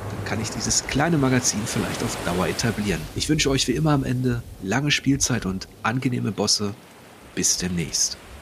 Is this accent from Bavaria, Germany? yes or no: no; Ruhr area, North Rhine-Westphalia, Germany; now in Hamburg, Germany; ich komme ja aus dem Ruhrgebiet, bin da, äh, bin da geboren